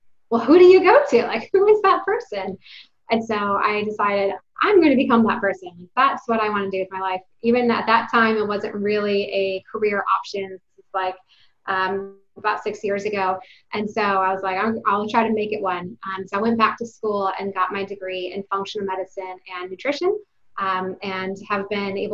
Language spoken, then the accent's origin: English; Detroit, Michigan, United States; now in Texas, United States; I'm from Detroit, Michigan. I'm not a Texas native